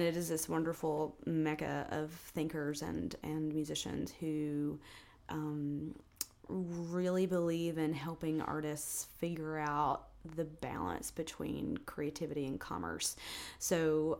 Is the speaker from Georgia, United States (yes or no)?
yes; South Georgia, United States; moved away as an adult; also born or lived in New York City, United States; now in Nashville, United States; being from South Georgia